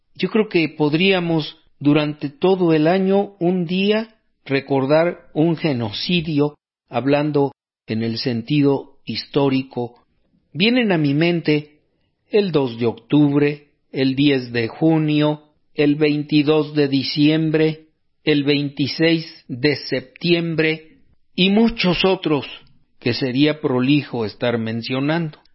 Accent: Mexico; aquí en México

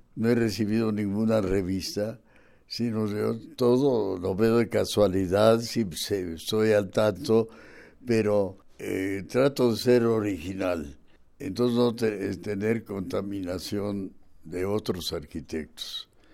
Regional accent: Mexico City, Mexico; Vengo de una isla, de Tenochtitlan, porque yo nací en la calle Tacuba pegada al zócalo. Así que soy muy chilango.

